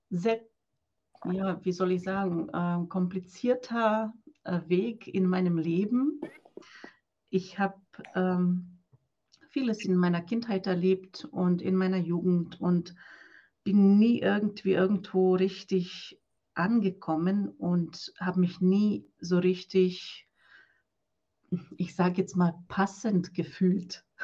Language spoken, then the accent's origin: German; Croatia; now in Germany; Äh, ich komme aus Kroatien und bin seit 2008 in Deutschland. Und nach Deutschland bin ich gekommen als Nonne.